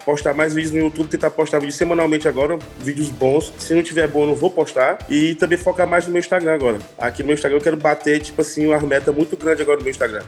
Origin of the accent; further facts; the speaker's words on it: Teresina, Piauí, Brazil; moved away as an adult; now in São Paulo, Brazil; sou de Teresina